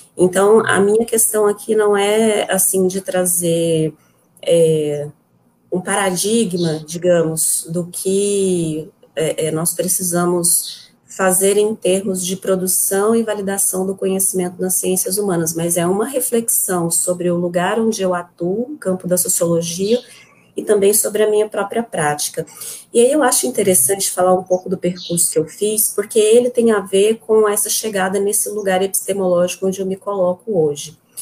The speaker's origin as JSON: {"language": "Portuguese", "town": "Goiânia", "region": "Goiás", "country": "Brazil", "tie": "born or raised there", "moved": "as an adult", "lives_now": "Porto Nacional, Brazil", "said": "Eu sou de Goiânia"}